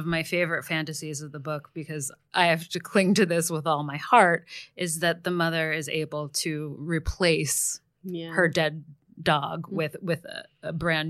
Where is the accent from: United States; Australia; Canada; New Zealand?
United States; Asbury Park, New Jersey; I grew up in Asbury.